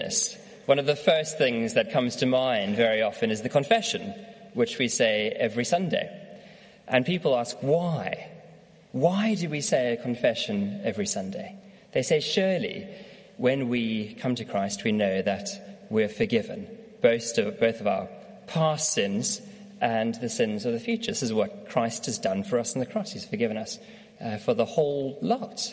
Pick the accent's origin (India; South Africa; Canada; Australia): South Africa; now in United Kingdom; I'm from South Africa